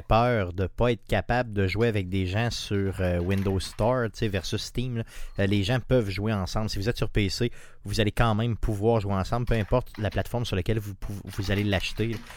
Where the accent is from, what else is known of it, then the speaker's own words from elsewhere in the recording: Quebec, Canada; je viens d'une petite communauté de Québec quand même, vraiment dans le bas, collée sur le fleuve